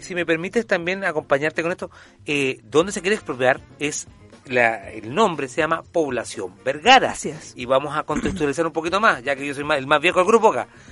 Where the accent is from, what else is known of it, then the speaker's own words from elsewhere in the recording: Viña del Mar, Valparaíso, Chile; yo nací en Viña del Mar